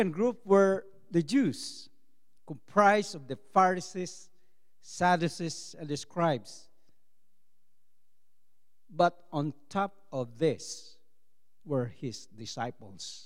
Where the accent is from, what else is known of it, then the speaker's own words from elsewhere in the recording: Philippines; English is a second language; as a Filipino